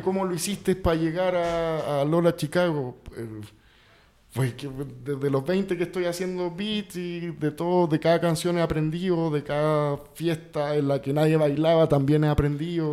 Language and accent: Spanish; Santiago, Santiago Metropolitan Region, Chile; now in Mexico; yo nací en Santiago de Chile